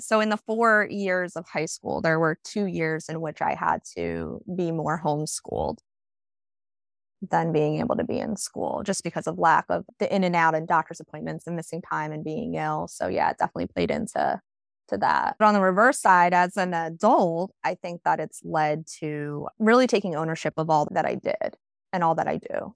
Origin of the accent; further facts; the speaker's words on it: New Jersey, United States; I stayed pretty much fifteen minutes local to where I grew up